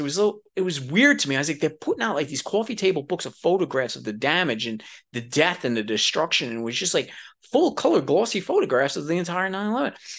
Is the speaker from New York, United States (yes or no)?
yes; New York City, New York, United States; moved away; I was a dude from New York City